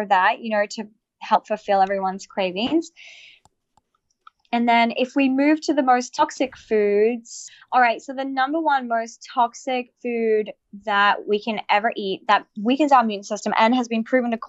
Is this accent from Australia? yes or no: yes; Australia; I'm Australian